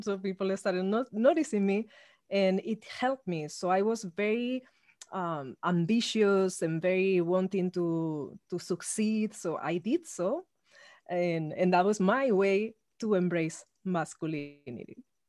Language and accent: English; Spain; now in Los Angeles, United States; I come from Spain, actually, I, even though I live in Los Angeles. So I grew up in an ultra-conservative regime.